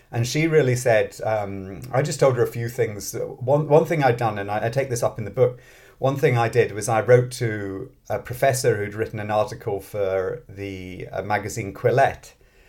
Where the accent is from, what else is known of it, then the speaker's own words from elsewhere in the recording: Scotland, United Kingdom; moved away as an adult; also born or lived in London / Manchester / Oxford; now in Sweden; Yeah, so I'm British originally. I grew up in Scotland, but I don't have a Scottish accent because I'm originally born in London. And I've moved around a lot.